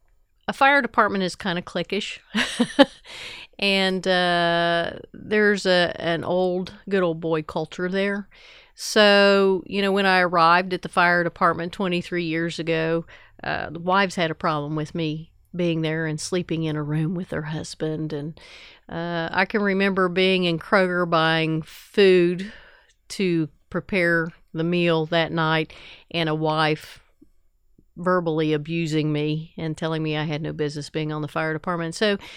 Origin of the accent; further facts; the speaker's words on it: Ironton, Ohio, United States; now in Huntington, United States; I live in Huntington. I grew up in Ironton, Ohio